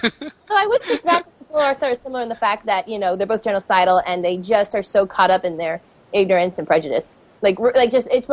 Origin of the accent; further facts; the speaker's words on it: Virginia, United States; I'm from Virginia